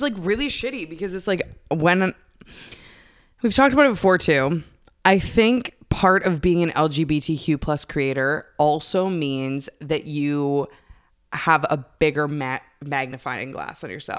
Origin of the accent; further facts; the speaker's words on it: Canada; I'm Canadian